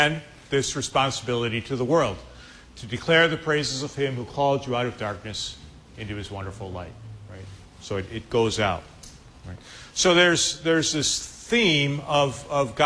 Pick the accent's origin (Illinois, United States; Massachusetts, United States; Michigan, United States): Illinois, United States; Chicago; I'm from Chicago